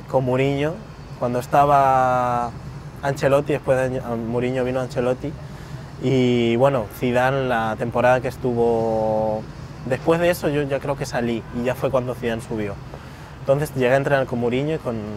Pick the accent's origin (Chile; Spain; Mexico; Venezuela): Spain; also born or lived in Peru; Soy peruano por parte de mi mamá, he venido muchas veces desde pequeño aquí